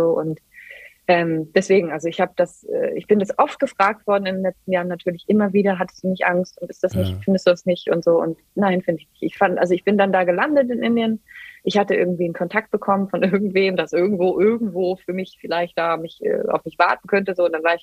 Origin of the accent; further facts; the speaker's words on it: Germany; wir, wir, kommen aus Deutschland, wir kommen aus einem der reichsten Männer der ganzen Welt